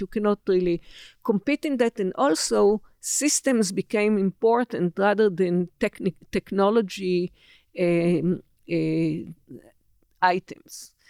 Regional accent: Israel; I was born in December 1949, a newly born Israel.

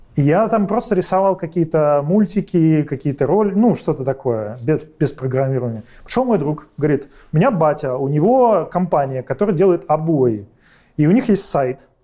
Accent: Saint Petersburg, Russia; Родился, учился в Питере

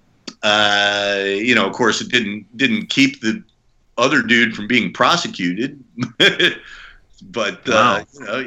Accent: United States; I'm American. I speak English.

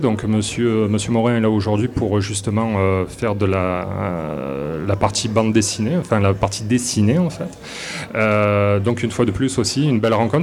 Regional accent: south of France, France; accent: accent du sud de la France; moved away as an adult; now in Quebec City, Canada; ils vont de suite reconnaître mon accent, donc euh, un accent du sud de la France.

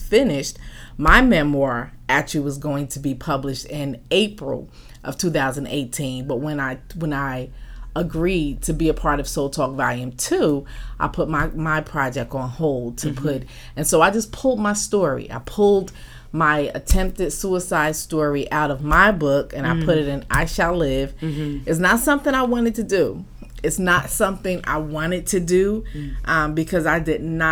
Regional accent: Newark, New Jersey, United States; now in Los Angeles, United States; I was born and raised in Newark, New Jersey. I live in LA now. I've been out here for about 20 years now.

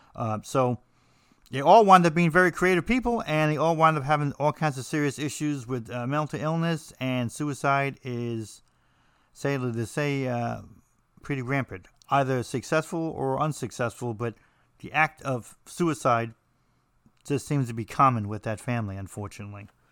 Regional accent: New Jersey, United States; I'm from New Jersey

